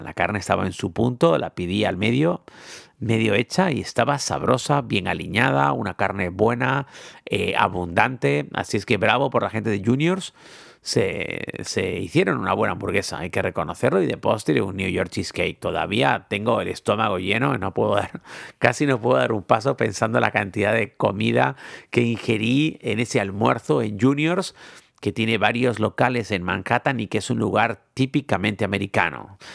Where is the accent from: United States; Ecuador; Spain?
Spain; Tenerife, Canary Islands; soy de Tenerife